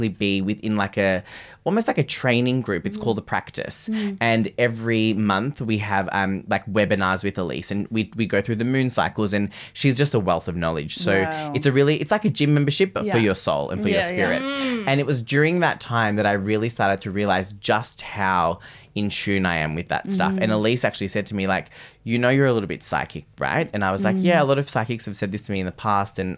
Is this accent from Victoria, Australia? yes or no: yes; Victoria, Australia; I'm from Victoria